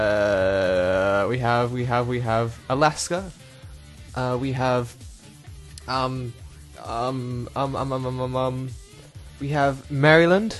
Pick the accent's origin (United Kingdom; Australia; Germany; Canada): Australia; Perth, Western Australia; I'm from Perth